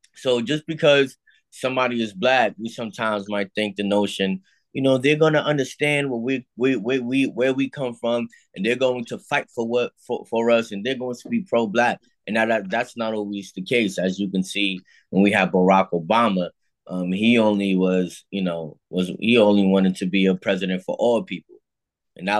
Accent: New York City, New York, United States; also born or lived in Harlem, New York / New Rochelle, New York; I grew up in the Bronx, New York.

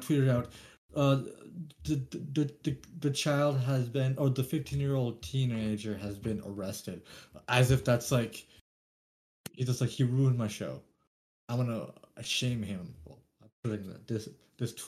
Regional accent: Canada; We're Canadian

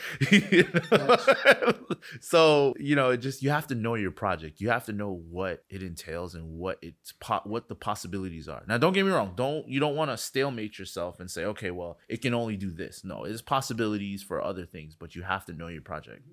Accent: Miami, Florida, United States; I'm from Miami

